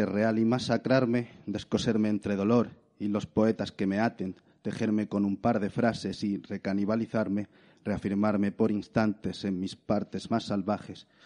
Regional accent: Granada, Andalusia, Spain; soy de Granada.

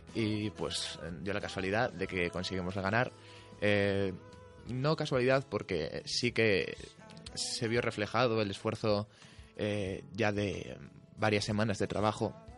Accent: León, Castile and León, Spain; es el equipo de mi tierra

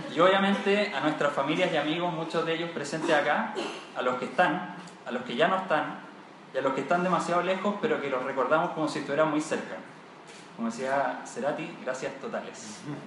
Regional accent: Chile; como buenos chilenos

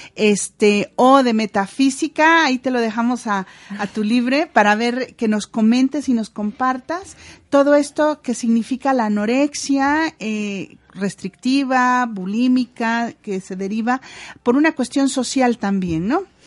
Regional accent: Mexico; Somos un pueblo mexicano que usamos la culpa para poder eh, cuidar y obtener y, educar a nuestros hijos.

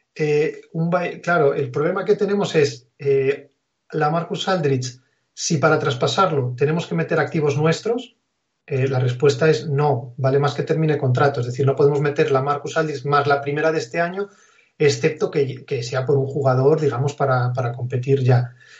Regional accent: Asturias, Spain; also born or lived in Oviedo; yo soy asturiano, vivía en un pequeño pueblo aquí de Asturias

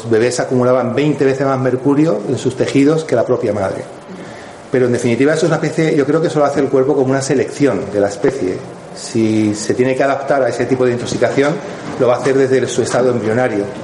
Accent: Madrid, Community of Madrid, Spain; moved away as an adult; also born or lived in Morocco; now in Estepona, Spain; Entonces, luego, con tres años, fui, a Madrid. Y Madrid fue mucho para mí cuando tenía 19 años. Entonces, vine para Estepona, me fui a vivir a Estepona.

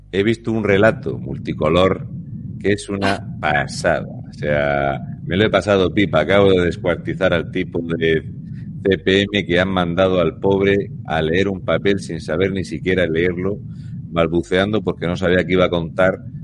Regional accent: Region of Murcia, Spain; yo soy de Murcia

